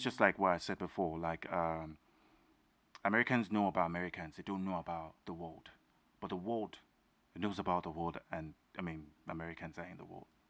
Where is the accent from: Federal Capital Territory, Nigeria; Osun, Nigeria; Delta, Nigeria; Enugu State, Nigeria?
Osun, Nigeria; now in United States; I'm a Nigerian, I'm from Osun State